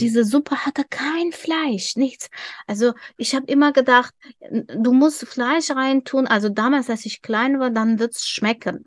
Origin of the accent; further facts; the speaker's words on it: Dushanbe, Tajikistan; German is a second language; now in Germany; wir leben in, in der Hauptstadt Duschanbe